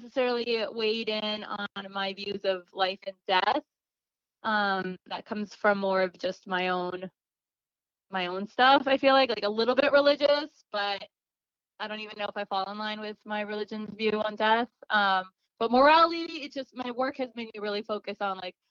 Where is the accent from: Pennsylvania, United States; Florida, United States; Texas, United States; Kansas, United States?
Florida, United States; Miami; also born or lived in Los Angeles, California, United States; now in Phoenix, United States; I grew up in Miami, Florida, in like the northern part of Miami near Aventura